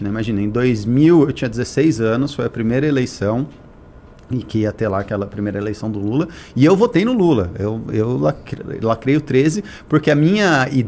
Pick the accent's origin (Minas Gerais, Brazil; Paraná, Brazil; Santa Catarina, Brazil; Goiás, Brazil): Paraná, Brazil; Curitiba; also born or lived in São Paulo; Sou de São Paulo, cresci ah, em Curitiba.